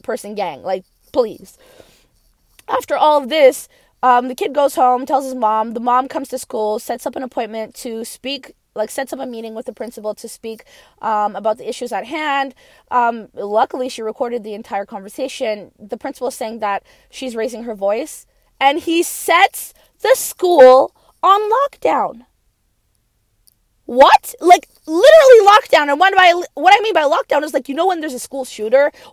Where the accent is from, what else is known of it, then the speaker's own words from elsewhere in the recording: Brooks, Alberta, Canada; I grew up in Canada, more specifically in Brooks, Alberta. I spent like 17 years there.